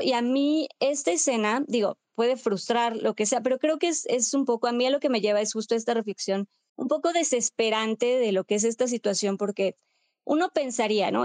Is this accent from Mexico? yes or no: yes; Mexico; como pues, mexicanos, mexicanas